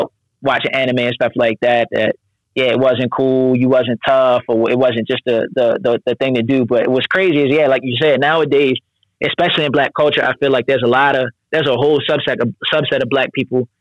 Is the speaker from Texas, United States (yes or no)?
no; Baltimore, Maryland, United States; also born or lived in Japan; I grew up in Baltimore County, like close to the Woodlawn area